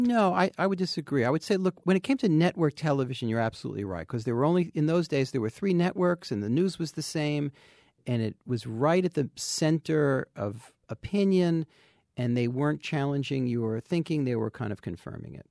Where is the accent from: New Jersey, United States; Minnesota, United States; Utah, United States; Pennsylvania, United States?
New Jersey, United States; I grew up in New Jersey